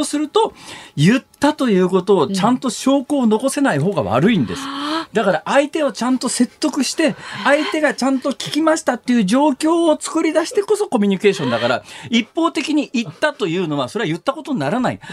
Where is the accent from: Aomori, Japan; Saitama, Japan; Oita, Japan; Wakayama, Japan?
Saitama, Japan; Iruma; moved away; 育ったね、埼玉県の入間っていう